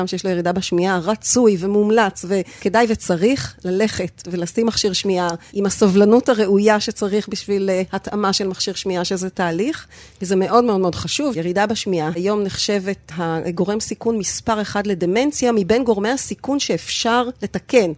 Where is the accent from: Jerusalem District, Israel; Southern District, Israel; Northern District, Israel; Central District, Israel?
Northern District, Israel; Sde Ilan; גדלתי במושב, ליד רפתות